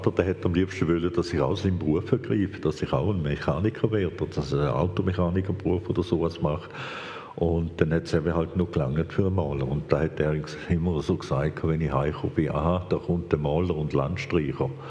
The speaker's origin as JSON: {"language": "German", "region": "Vienna", "country": "Austria", "tie": "born there", "said": "ich bin Hochdeutsch aufgewachsen, weil ich bin selber in Wien geboren, meine Eltern selber kommen aus Wien"}